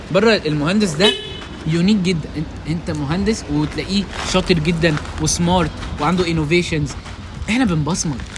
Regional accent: Egypt; عندنا في مصر

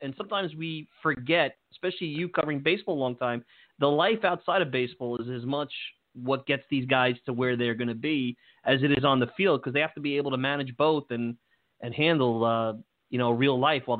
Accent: New York City, New York, United States; I grew up in Brooklyn. You know, I've been a New Yorker all my life.

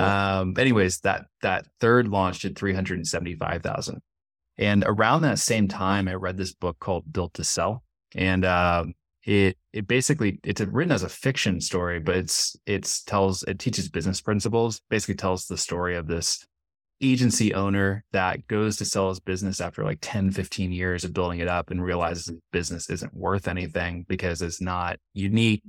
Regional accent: San Jose, California, United States; moved away as an adult; also born or lived in San Diego, California; now in Medellin, Colombia; I'm from California, I'm from San Jose, California, up in the Bay Area.

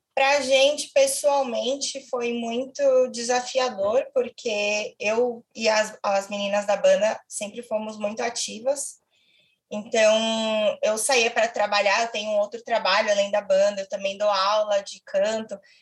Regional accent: São Paulo, Brazil; eu sou de São Paulo

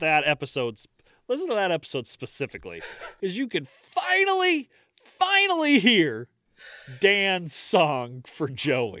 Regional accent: United States; I'm American

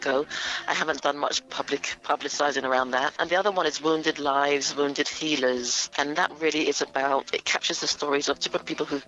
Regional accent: London, United Kingdom; I grew up in Willesden, North London, Northwest London.

